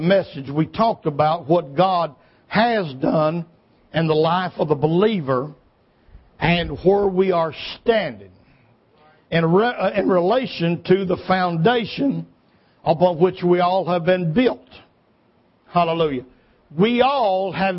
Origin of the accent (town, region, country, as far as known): United States